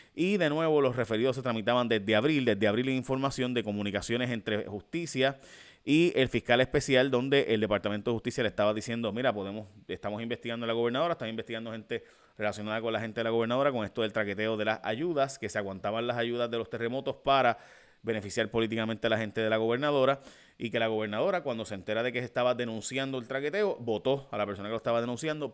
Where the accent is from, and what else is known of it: Puerto Rico